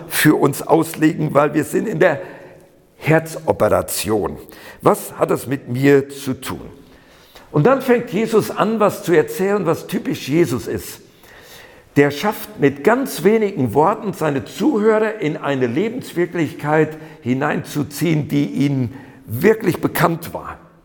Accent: Siegerland, North Rhine-Westphalia, Germany; moved away as an adult; now in Berlin, Germany; Ich bin im Siegerland geboren, nur weil da einige so meine Sprachmarke noch so mitkriegen.

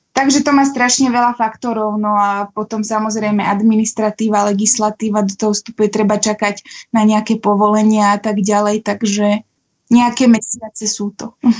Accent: Trenčín, Trenčín Region, Slovakia; moved away as an adult; ja som z Trenčína, aj keď som teda posledných 10 rokov tu nebola

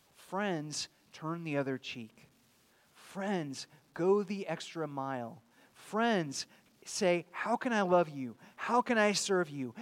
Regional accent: California, United States; also born or lived in Chattanooga, Tennessee; now in Pensacola, United States; I grew up in California

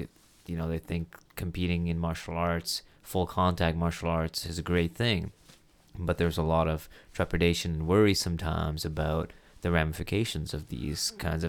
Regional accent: Kuwait; born there; No, I was not born in Canada. Was born in the Middle East. I was born in Kuwait in the Middle East.

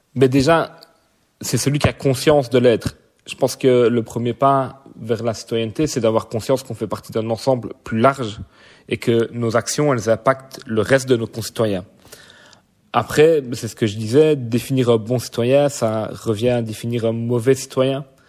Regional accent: Verviers, Wallonia, Belgium; Donc je suis né à Verviers, je vis à Verviers.

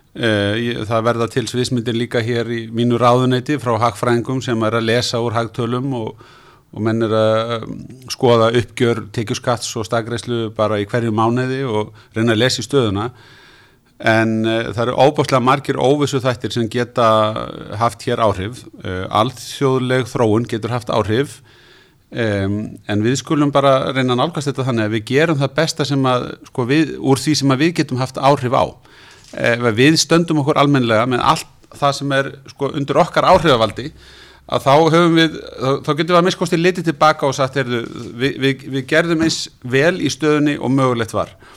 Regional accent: Iceland

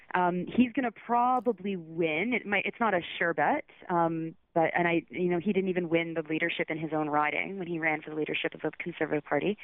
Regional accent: Southern Ontario, Canada; moved away as an adult; also born or lived in Toronto / Georgetown; now in Quebec City, Canada; I'm I'm from Southern Ontario. I lived in Toronto for 10

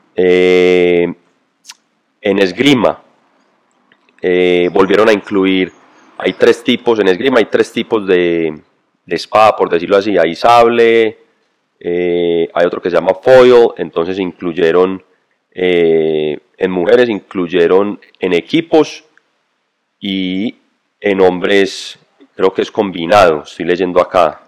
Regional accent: Colombia

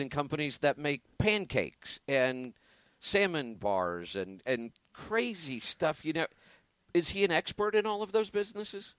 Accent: Oregon, United States; my home state of Oregon

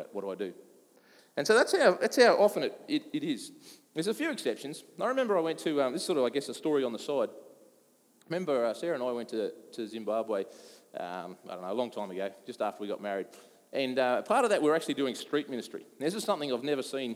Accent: Australia; I come from Australia

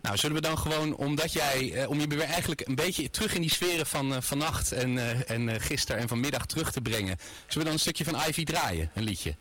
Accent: Rotterdam, South Holland, Netherlands; mijn stadje Rotterdam

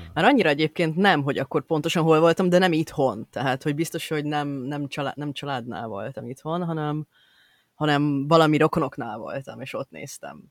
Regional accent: Budapest, Hungary; én Budapest belvárosában nőttem fel, tehát, hogy és azóta is ott élek

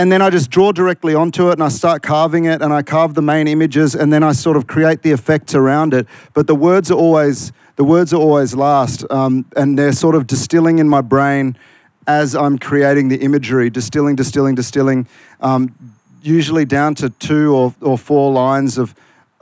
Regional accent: Malaysia; also born or lived in Queanbeyan; now in Australia; I'm the Malaysian Maggie beer out here

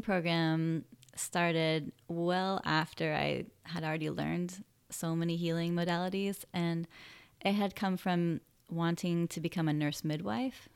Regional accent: Sacramento, California, United States; also born or lived in San Francisco / Santa Cruz; now in Humboldt, United States; I grew up in Sacramento.

